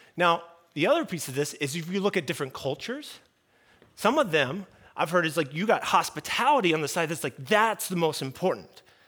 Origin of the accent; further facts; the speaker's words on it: United States; I'm talking American culture